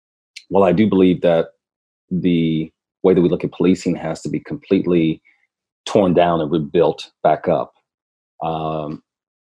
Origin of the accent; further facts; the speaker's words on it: Milwaukee, Wisconsin, United States; moved away as an adult; also born or lived in Minneapolis, Minnesota; I grew up, I was raised in Milwaukee, but I grew up in Minneapolis